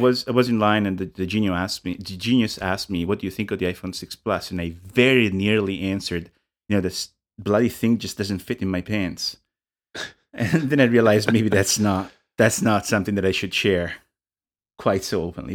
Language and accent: English; Italy; English is a second language; moved away; I'm from Italy. I grew up in Italy